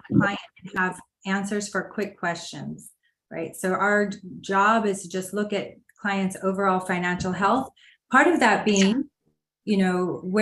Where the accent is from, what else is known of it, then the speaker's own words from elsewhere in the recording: Los Angeles, California, United States; I am originally from Los Angeles, so grew up in Los Angeles